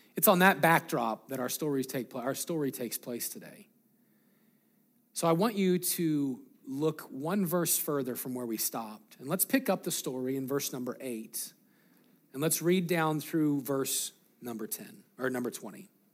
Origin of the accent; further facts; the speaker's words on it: Greeley, Colorado, United States; we grew up in Greeley, Colorado.